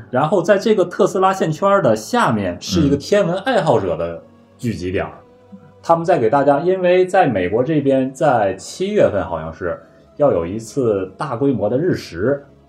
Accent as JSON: {"language": "Chinese", "region": "Tianjin", "country": "China", "said": "来自中国天津"}